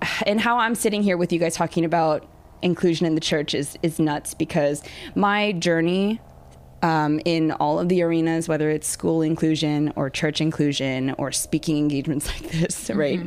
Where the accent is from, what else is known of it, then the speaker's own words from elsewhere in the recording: Long Beach, California, United States; I was born in Long Beach